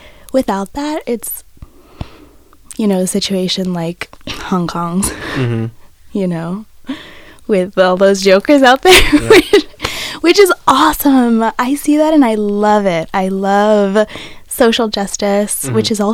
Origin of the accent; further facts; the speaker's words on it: Lynn, Massachusetts, United States; I grew up in the North Shore.